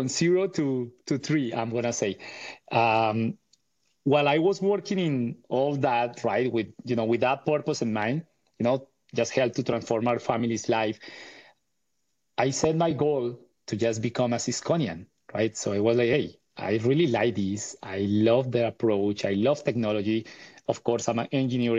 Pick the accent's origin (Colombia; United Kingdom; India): Colombia; Bogotá; I was born and raised in Bogota, Colombia, and in the 80s.